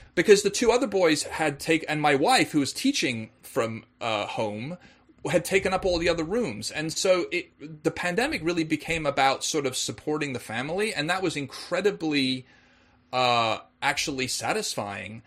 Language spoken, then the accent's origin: English; Wales, United Kingdom; moved away; also born or lived in England; being English myself, but actually spending a lot of my childhood in Wales